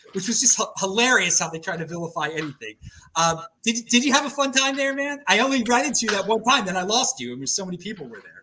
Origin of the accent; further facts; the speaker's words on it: Baltimore, Maryland, United States; moved away; I'm from the Northeast. I'm from Baltimore